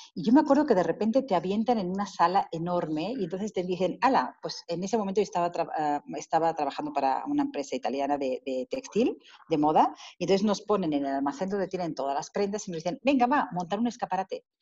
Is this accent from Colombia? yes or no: no; Spain; moved away as an adult; now in Mexico; yo me fui de España precisamente porque, por mi inquietud de aprender más